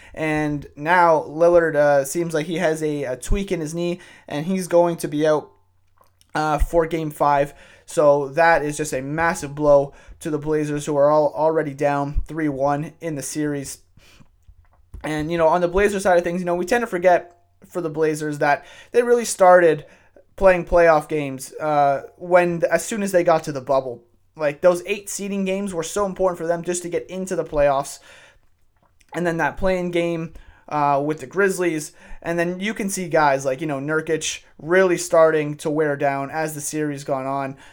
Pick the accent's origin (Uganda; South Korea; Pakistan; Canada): Canada; I'm a white male living uh, living and growing up in Canada